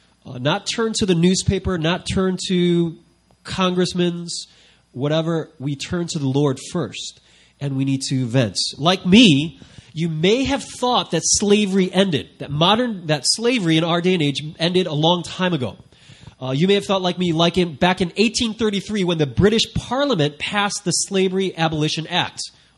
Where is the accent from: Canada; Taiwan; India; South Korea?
South Korea; they knew I came from South Korea.